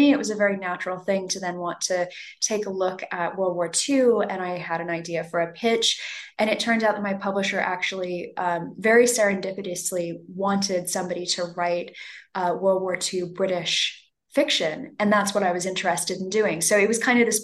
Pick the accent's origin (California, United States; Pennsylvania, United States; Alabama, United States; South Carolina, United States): California, United States; Los Angeles; accent: American; moved away as an adult; now in London, United Kingdom; I was born and raised in Los Angeles